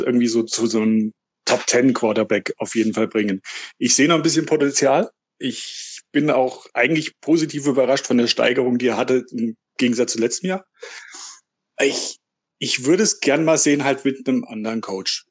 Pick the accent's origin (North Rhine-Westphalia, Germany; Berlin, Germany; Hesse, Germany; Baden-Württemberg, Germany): Hesse, Germany; Gemünden; ich komme aus dem schönen Nordhessen, Gmünden bei Marburg